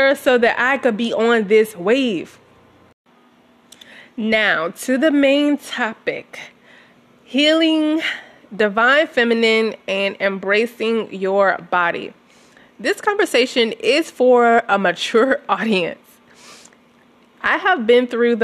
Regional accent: Southern United States, United States; I grew up in Southern America

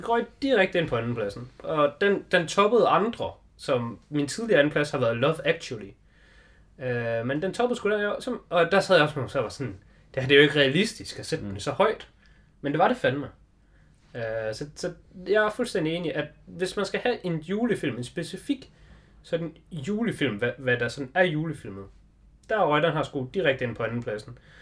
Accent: Denmark; vi er jo danskere

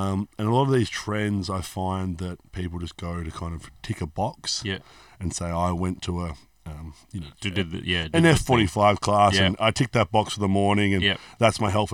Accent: Hobart, Tasmania, Australia; moved away as an adult; now in Melbourne, Australia; So I'm from Hobart, Tasmania, originally. It's a bit of a quiet place.

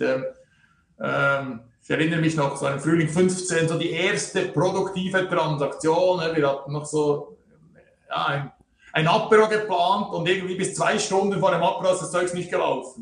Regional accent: Switzerland; hier bei uns in der Schweiz

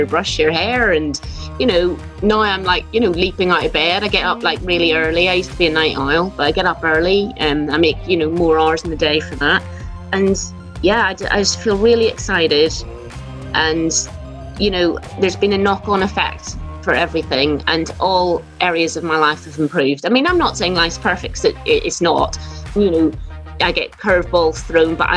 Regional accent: Belfast, Northern Ireland, United Kingdom; moved away; I'm from Belfast and I was the eldest of five children. And yeah, it was a bit weird growing up in Belfast in the 80s

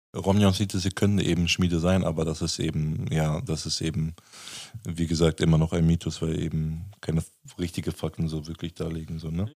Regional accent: Germany; Ich bin ja in Deutschland geboren

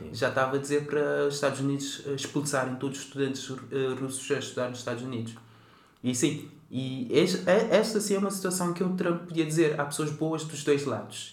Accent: Cape Verde; now in Portugal; Eu nasci em Cabo Verde

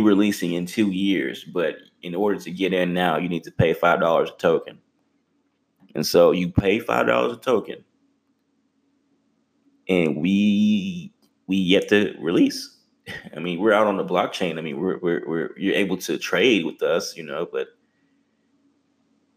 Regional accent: Texas, United States; I'm from Texas

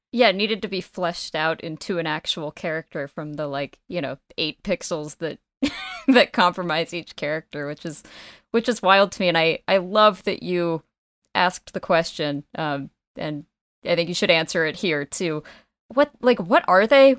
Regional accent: United States; as an American

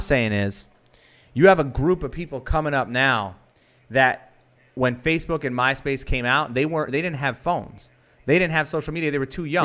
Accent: New York, United States; I'm a New Yorker

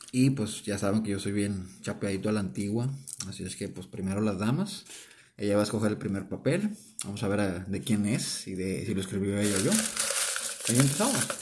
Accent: northern Mexico, Mexico; accent: norteño; nuestro acento pues, es muy norteño de acá de, de México

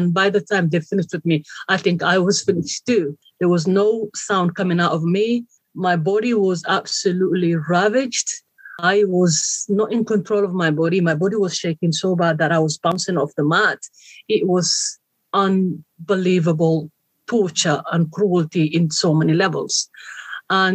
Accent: Somalia; moved away; I come from Somalia, east of Africa. It's called the Horn of Africa. Very beautiful country, very hot country. I was born and raised there

